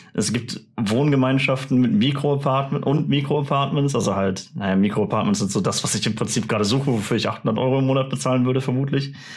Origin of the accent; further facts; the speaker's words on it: Germany; ich als Deutscher